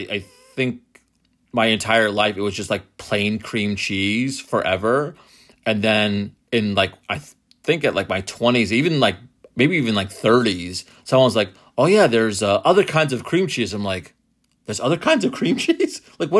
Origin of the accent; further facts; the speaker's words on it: Methuen, Massachusetts, United States; now in New Jersey, United States; I grew up in Methuen. I don't claim New Jersey as my...